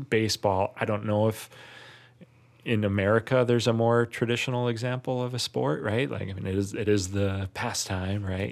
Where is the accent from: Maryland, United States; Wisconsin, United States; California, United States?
Wisconsin, United States; I'm not from Milwaukee, but I'm from Wisconsin.